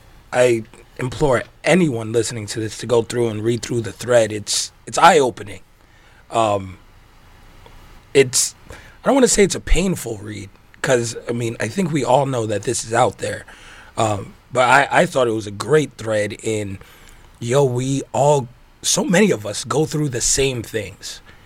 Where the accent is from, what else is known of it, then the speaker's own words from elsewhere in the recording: New York, United States; now in Las Vegas, United States; It's because growing up in New York, people had this, especially when I moved to Vegas